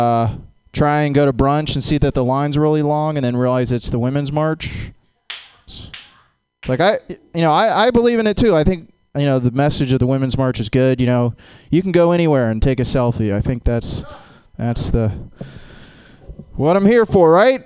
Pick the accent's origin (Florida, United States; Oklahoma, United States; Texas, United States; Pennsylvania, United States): Florida, United States; Jacksonville; Growing up in Jacksonville